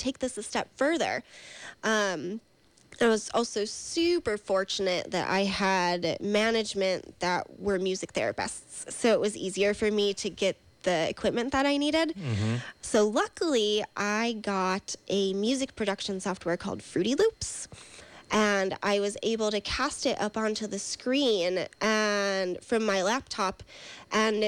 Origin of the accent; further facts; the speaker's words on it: New York, United States; now in California, United States; I'm from New York.